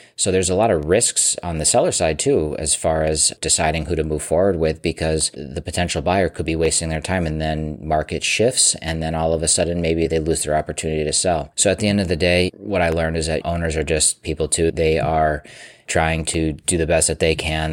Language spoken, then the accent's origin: English; Massachusetts, United States; my home state of Massachusetts